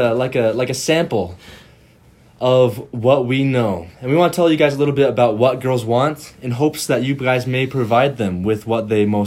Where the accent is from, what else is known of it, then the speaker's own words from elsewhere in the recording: Arizona, United States; now in Idaho, United States; am from Arizona.